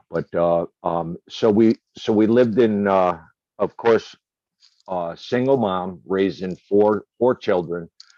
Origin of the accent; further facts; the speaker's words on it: Binghamton, New York, United States; So I was born in Binghamton, New York.